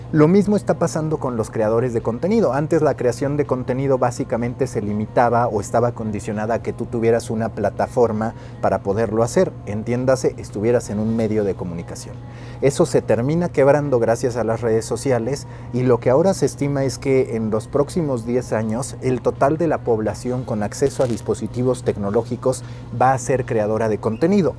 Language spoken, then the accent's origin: Spanish; Mexico